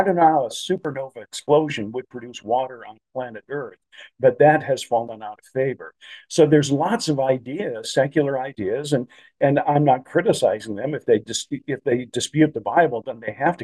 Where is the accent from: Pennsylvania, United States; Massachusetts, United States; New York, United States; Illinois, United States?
Illinois, United States; Chicago; when I was growing up in the Chicagoland area